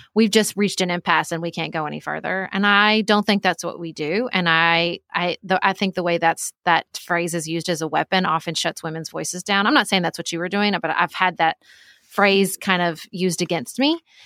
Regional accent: Paducah, Kentucky, United States; moved away as an adult; also born or lived in Washington, D.C.; I live in my hometown of Paducah, Kentucky

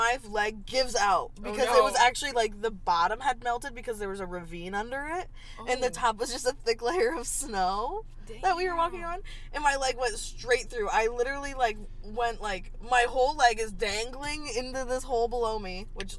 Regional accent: United States; I'm from Delaware County.

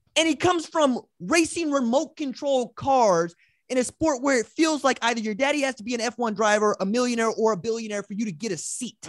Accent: Tulsa, Oklahoma, United States; I'm from Tulsa

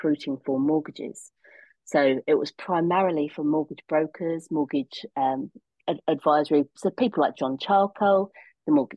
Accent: Rayleigh, East of England, United Kingdom; I went home to my hometown, Rayleigh in Essex

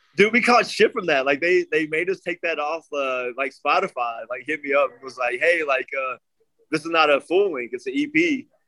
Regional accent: Nashville, Tennessee, United States; moved away as an adult; also born or lived in Anaheim, California / Norfolk, Virginia / Clearwater, Florida; now in Arizona, United States; I grew up in Tennessee, Nashville area, right outside

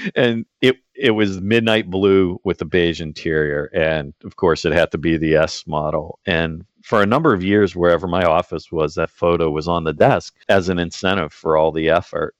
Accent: outside of Pittsburgh, Pennsylvania, United States; moved away as an adult; I grew up outside of Pittsburgh

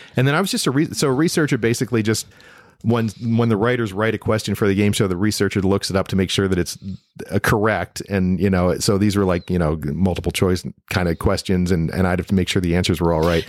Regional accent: Toledo, Ohio, United States; moved away; also born or lived in Demopolis, Alabama / Meridian, Mississippi / Cleveland, Ohio; I grew up in Toledo

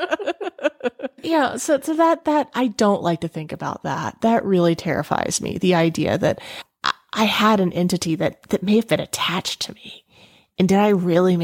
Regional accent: the South, United States; I was raised in the South

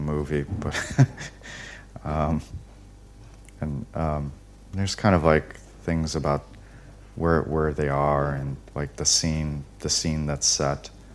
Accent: United States; I'm very American

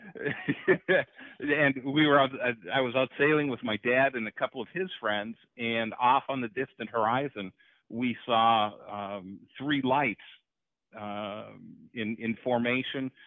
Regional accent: Hurley, Wisconsin, United States; born or raised there; moved away

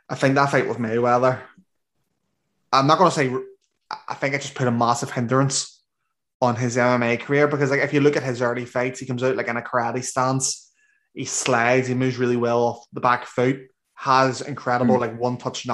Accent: Northern Ireland, United Kingdom; I'm from Northern Ireland, and I talk pretty fast as it is.

